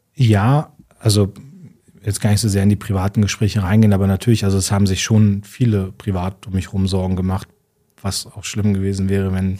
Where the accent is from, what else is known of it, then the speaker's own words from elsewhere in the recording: Munster, Lower Saxony, Germany; ich war jetzt in meiner Heimatstadt Munster